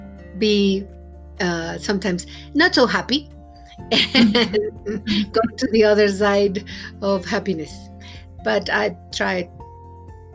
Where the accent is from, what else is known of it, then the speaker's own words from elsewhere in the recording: Mexico City, Mexico; English is a second language; moved away; I'm from Mexico City, and I'm a Mexican